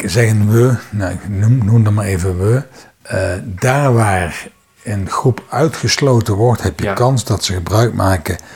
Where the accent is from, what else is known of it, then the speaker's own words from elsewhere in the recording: Netherlands; Ehm, ik ben nog een van de Nederlanders die geabonneerd is op een krant.